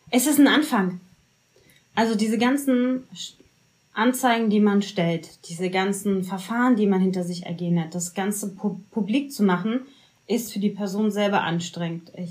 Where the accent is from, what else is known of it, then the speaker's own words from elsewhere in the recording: Berlin, Germany; Wenn ich sage, ich bin Berlinerin, dann ist das bitte anzunehmen und nicht hinterher und nochmal nachzufragen.